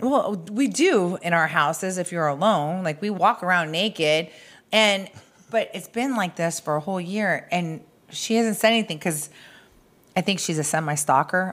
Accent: Arizona, United States; I'm from Arizona

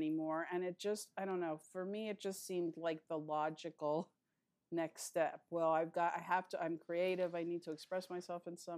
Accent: Philadelphia, Pennsylvania, United States; moved away as an adult; also born or lived in New York City; now in Los Angeles, United States; I was born in New York, but I was pretty much raised in Philadelphia

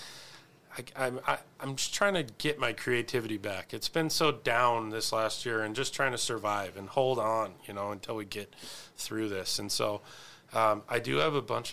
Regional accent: Spokane, Washington, United States; I'm from the South Hill

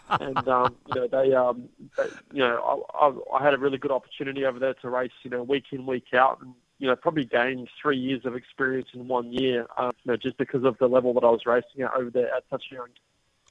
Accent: Australia; being Australian

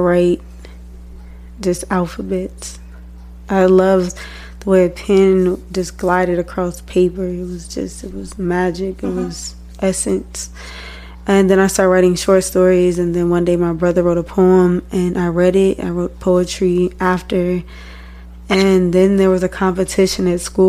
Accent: Harvey, Illinois, United States; also born or lived in Chicago / Houston, Texas; now in San Antonio, United States; I was born in Harvey, Illinois

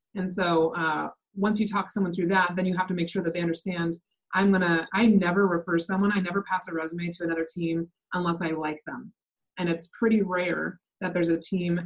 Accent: Bothell, Washington, United States; I'm from Bothell, Washington, just north of Seattle

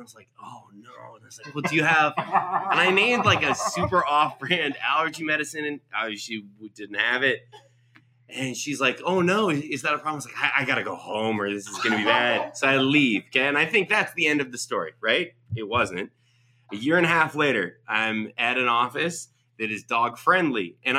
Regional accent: Seattle, Washington, United States; I grew up in Seattle.

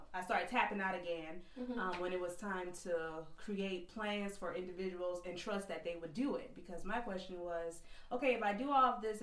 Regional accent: Georgetown, South Carolina, United States; from North Santee, which is a very small community

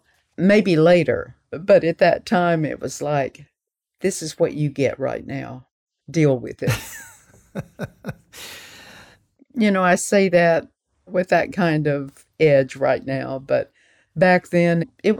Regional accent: the South, United States; I was raised in the South, and I knew the language, and I knew the music.

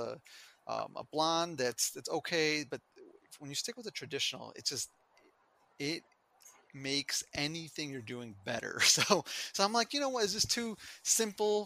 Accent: Chicago, Illinois, United States; moved away as an adult; also born or lived in Pennsylvania / Milwaukee, Wisconsin; I'm from Chicago

